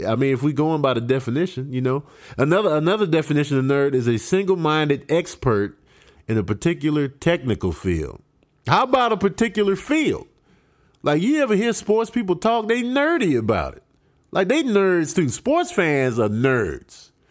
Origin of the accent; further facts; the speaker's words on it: Chicago, Illinois, United States; moved away; growing up in Chicago